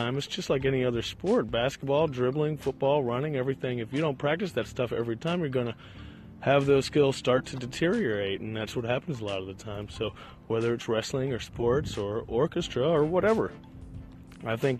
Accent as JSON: {"language": "English", "town": "Richmond", "region": "Virginia", "country": "United States", "tie": "born or raised there", "said": "I am walking around a park right now in beautiful Richmond, Virginia, my hometown"}